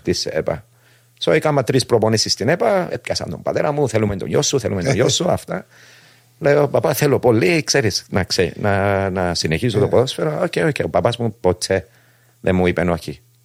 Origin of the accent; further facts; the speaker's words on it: Cyprus; γεννήθηκα στην Κύπρο 1967